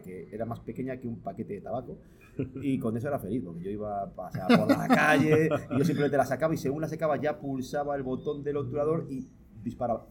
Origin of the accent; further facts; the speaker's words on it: Palencia, Castile and León, Spain; moved away as an adult; now in Toledo, Spain; yo vivo en Toledo hace 12 años, pero yo soy de Palencia, yo, eh, he vivido toda mi vida 30 años en Palencia.